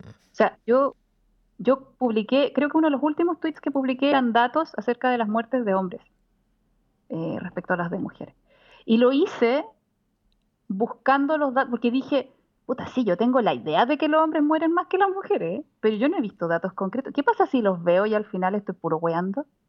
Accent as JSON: {"language": "Spanish", "country": "Chile", "moved": "yes"}